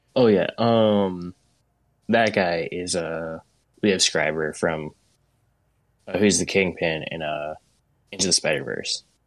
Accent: Portland, United States; I grew up in Portland

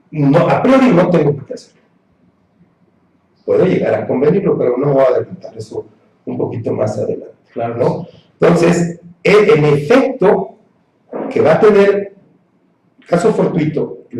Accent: Mexico; Como ciudadano mexicano

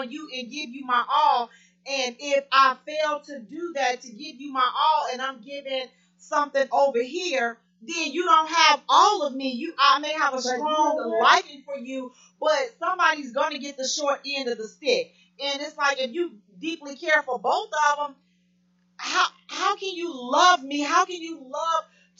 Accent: Chicago, Illinois, United States; I'm from Chicago

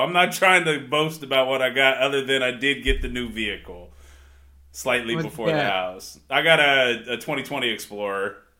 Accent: Old Town, near Bexley, Ohio, United States; I've lived in like either Old Town or just outside of Old Town my whole life. Like I grew up down on Livingston and Champion. We lived in Old Town until we moved to Bexley.

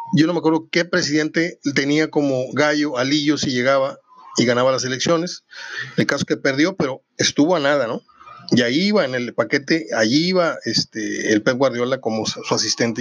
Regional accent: Mexico; somos muy pocos mexicanos

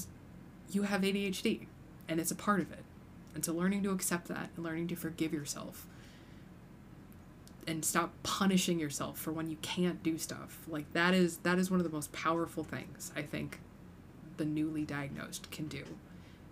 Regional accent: United States; I grew up in the Quad Cities

